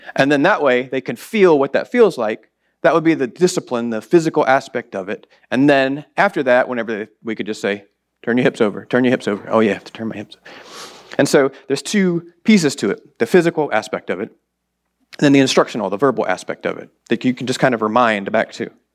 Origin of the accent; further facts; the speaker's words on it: the South, United States; I grew up in the South